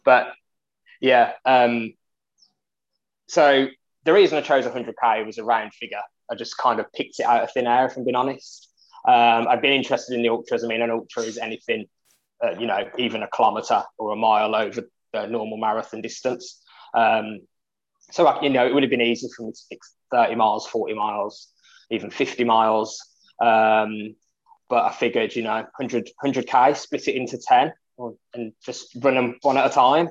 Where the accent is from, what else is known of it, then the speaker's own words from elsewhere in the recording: Birmingham, West Midlands, United Kingdom; I come from Birmingham, England